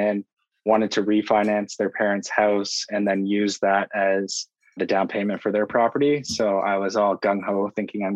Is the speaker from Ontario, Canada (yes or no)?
yes; Burlington, Ontario, Canada; now in Milton, Canada; I'm from Burlington originally, currently living in Milton.